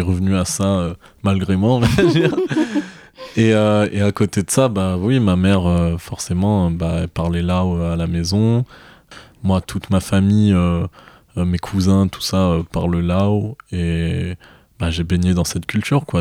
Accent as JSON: {"language": "French", "town": "Marseille", "region": "Provence-Alpes-Côte d'Azur", "country": "France", "said": "je viens de Marseille"}